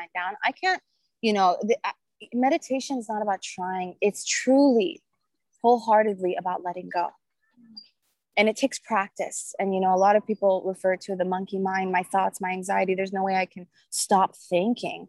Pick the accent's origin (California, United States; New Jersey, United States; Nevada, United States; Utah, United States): California, United States; Orange County; I'm from Orange County, California. I live in Laguna Beach